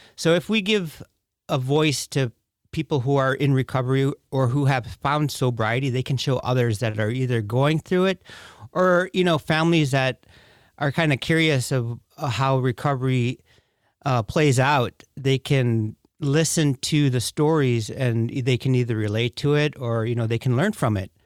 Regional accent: Bethel, Alaska, United States; I was born and raised in Bethel, Alaska

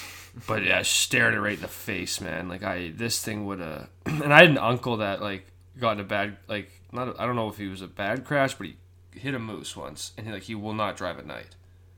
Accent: Canada; I'm from Canada.

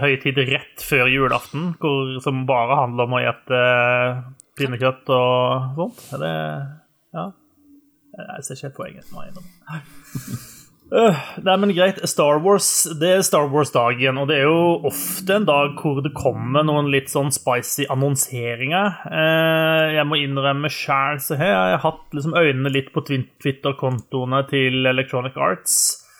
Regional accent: Egersund, Rogaland, Norway; jeg kommer jo ifra eh, det de eh, sjøl liker å titulere som sørlandsbyen på Vestlandet. Uh, Egersund

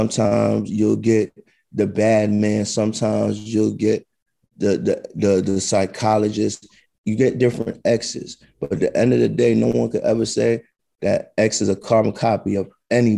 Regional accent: New York City, New York, United States; I'm from the South Bronx, brother. I grew up in the 80s and the early 90s out there.

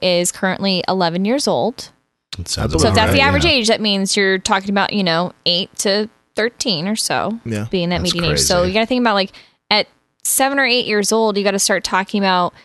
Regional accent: the Bible Belt, United States; I was raised in the Bible Belt

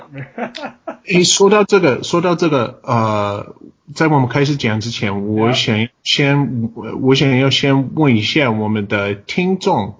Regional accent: United States; Chinese is a second language; 身为美国人的我，不是母鱼者的我

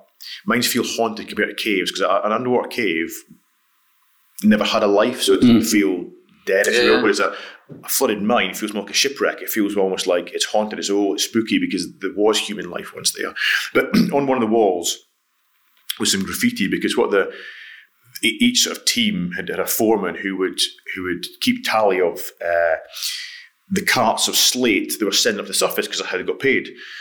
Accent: Scotland, United Kingdom; Yeah, up in the sort of East Highlands. So my dad was a forester on an estate.

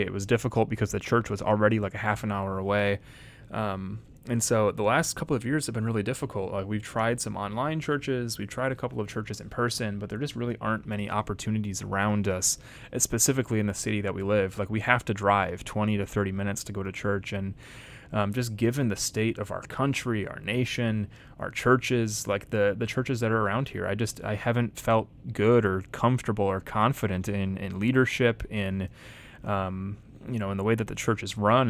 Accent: Janesville, Wisconsin, United States; also born or lived in Madison, Wisconsin / Stoughton, Wisconsin / Chicago; I was born in Madison, Wisconsin. I lived in a town called Stoughton for a while. Uh, my family moved to Janesville, Wisconsin, which is where I lived until I went to Moody Bible Institute

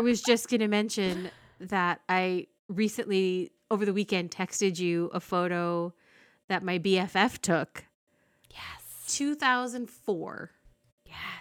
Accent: Fillmore, California, United States; also born or lived in Ventura, California; I lived in Fillmore at the time

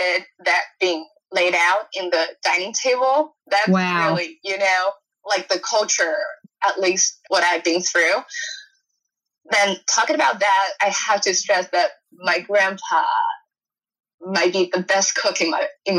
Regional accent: a town outside of Shanghai, China; English is a second language; moved away as an adult; now in Washington, D.C., United States; I was grown up in a town outside of Shanghai metropolitan area

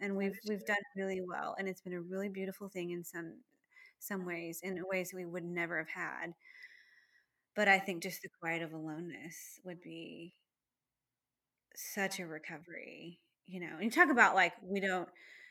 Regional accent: Texas, United States; we're from Texas.

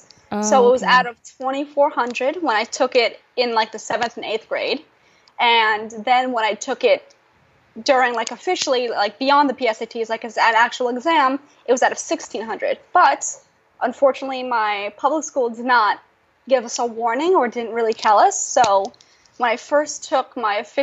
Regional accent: New York, United States; English is a second language; also born or lived in Russia; now in Washington, D.C., United States; I'm from New York.

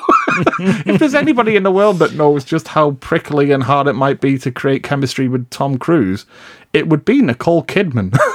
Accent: United Kingdom; I'm British

